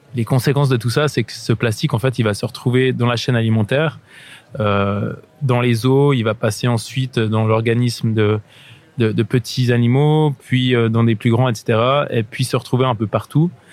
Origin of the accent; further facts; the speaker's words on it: Switzerland; là je me trouve sur une plage au bord du lac Léman, chez moi en Suisse